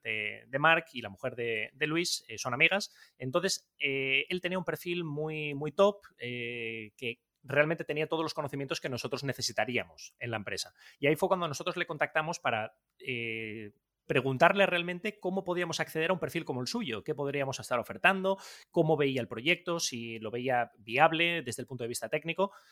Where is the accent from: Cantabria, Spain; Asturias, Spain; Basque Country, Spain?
Asturias, Spain; Gijón; Yo de Gijón, del barrio La Arena